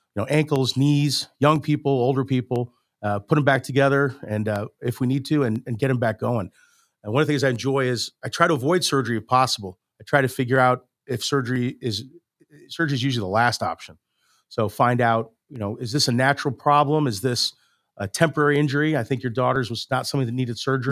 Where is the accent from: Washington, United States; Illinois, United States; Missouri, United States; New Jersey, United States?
Missouri, United States; St. Louis; I'm from Saint Louis. I grew up here in, in West County